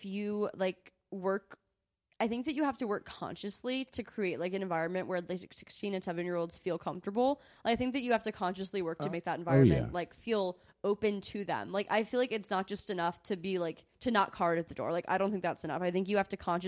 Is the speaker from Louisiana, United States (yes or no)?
yes; Mandeville, Louisiana, United States; now in Baton Rouge, United States